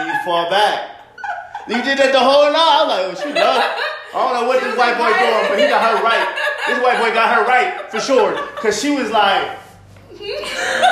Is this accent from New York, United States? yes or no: yes; New York, United States; now in Arizona, United States; I'm from New York